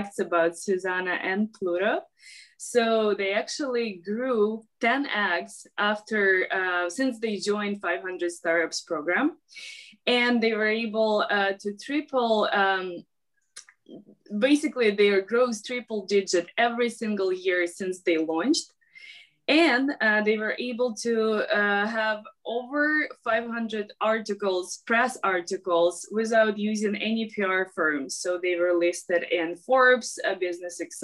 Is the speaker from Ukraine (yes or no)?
yes; Ukraine; I'm actually from Ukraine